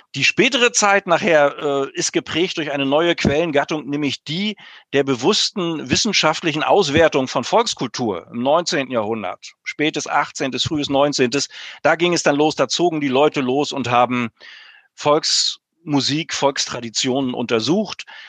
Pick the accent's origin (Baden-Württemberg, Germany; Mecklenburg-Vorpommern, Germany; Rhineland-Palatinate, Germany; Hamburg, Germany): Mecklenburg-Vorpommern, Germany; bei uns in Mecklenburg